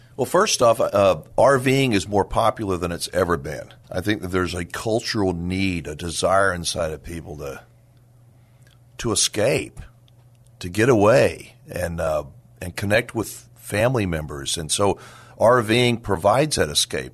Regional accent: Dallas, Texas, United States; I'm a native Texan, uh, I grew up in the Dallas area, family is from San Antonio

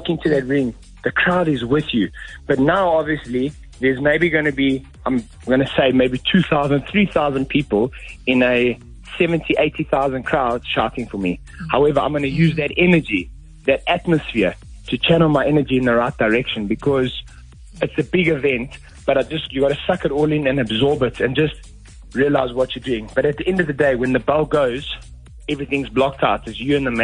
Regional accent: South Africa; we're from South Africa, a third world country, and we're coming to the UK

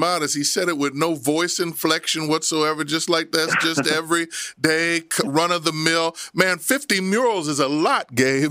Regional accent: Abington, Pennsylvania, United States; I grew up in Abington.

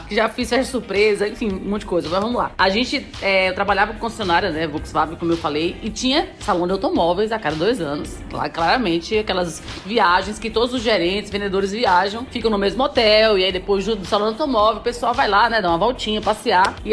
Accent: Northeast Region, Brazil; amigo, eu vim aqui do Nordeste, né, vamos entrar.

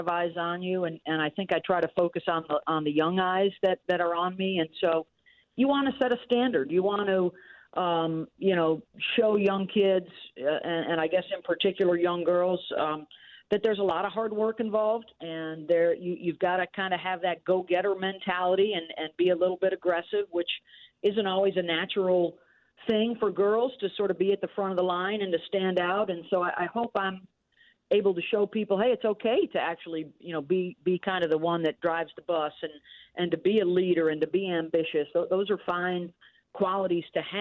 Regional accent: Syracuse, New York, United States; I grew up in upstate New York

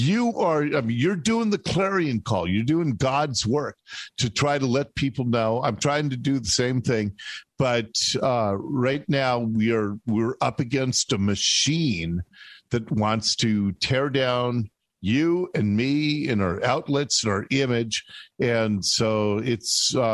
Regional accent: Seattle, Washington, United States; I was born in Seattle. I was born at Ballard Hospital. And I love this area

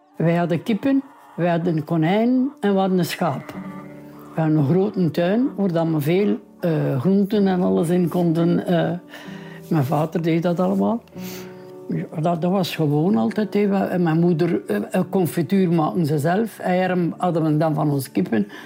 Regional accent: Welle, Flanders, Belgium; Ik woon al mijn leven hier in Welle

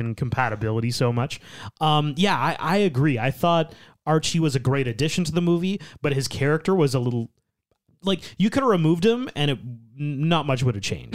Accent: Canada; we we are Canadian

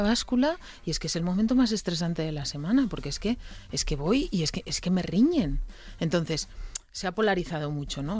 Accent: Asturias, Spain; yo como buena asturiana

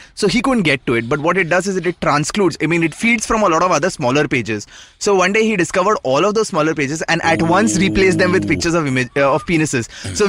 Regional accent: Ahmedabad, Gujarat, India; So I was born and raised in Ahmedabad.

